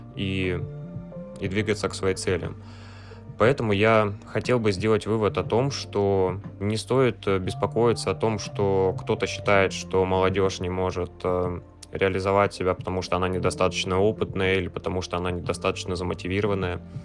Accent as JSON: {"language": "Russian", "region": "Voronezh Oblast", "country": "Russia", "said": "я из Воронежской области"}